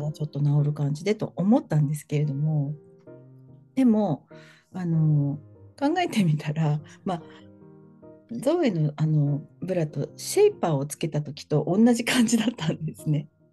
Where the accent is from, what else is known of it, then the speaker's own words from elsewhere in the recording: Kanto, Japan; 私はもうずっとなんか関東